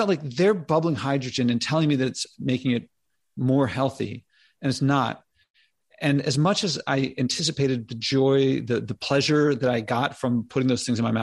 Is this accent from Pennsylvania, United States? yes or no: yes; Philadelphia, Pennsylvania, United States; I grew up in Philadelphia.